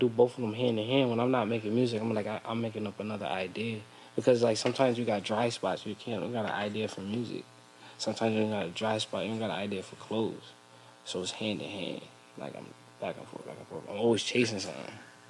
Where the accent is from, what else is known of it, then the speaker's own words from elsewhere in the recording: Bridgeport, Connecticut, United States; also born or lived in Stratford, Connecticut / Florida; I'm from Bridgeport. I moved to Stratford schooling